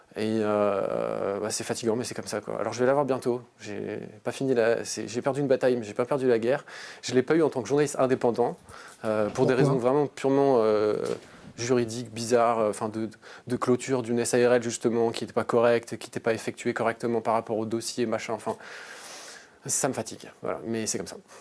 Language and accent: French; Strasbourg, Grand Est, France; moved away as an adult; also born or lived in Rennes; je suis né à Strasbourg en 1987